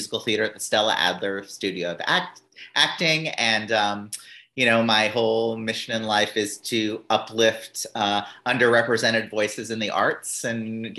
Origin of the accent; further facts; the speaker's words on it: Canada; now in New York, United States; I am a New Yorker, but I also am a very proud Canadian.